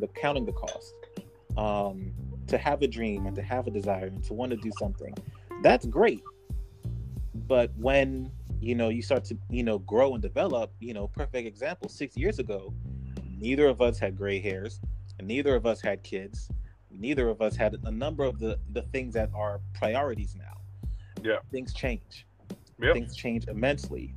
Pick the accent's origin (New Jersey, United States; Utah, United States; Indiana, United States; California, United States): New Jersey, United States; Newark; also born or lived in Central Virginia; now in Virginia, United States; my hometown of Newark, New Jersey